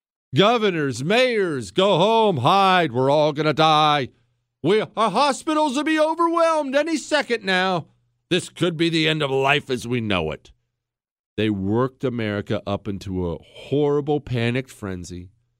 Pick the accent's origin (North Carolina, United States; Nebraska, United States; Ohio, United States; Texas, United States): Ohio, United States; born there; also born or lived in Montana / Arizona / Washington, D.C. / Dallas; now in Houston, United States; I was born in Ohio, moved to Montana, a Marine Corps all over the place, then Arizona. I lived in Washington, D.C., then the Dallas area, now the Houston.